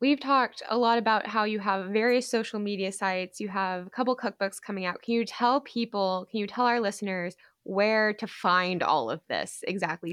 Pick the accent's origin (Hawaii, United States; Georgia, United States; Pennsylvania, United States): Georgia, United States; my home state of Georgia